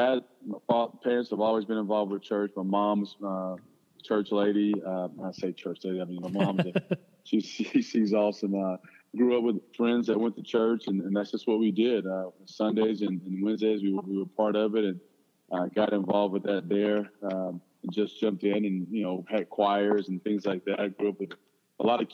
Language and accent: English; Mineola, Texas, United States; I'm originally from Mineola, Texas. It's in northeast Texas, northeast of Tyler, north of Tyler, Texas